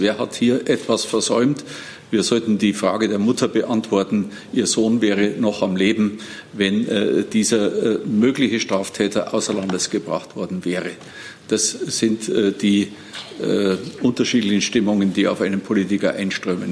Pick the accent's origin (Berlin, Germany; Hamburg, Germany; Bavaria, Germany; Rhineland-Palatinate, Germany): Bavaria, Germany; als Bayer